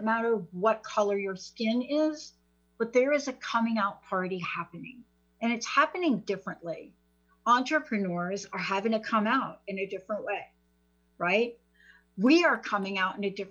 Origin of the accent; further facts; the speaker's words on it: East Coast, United States; now in Seattle, United States; I'm from the East Coast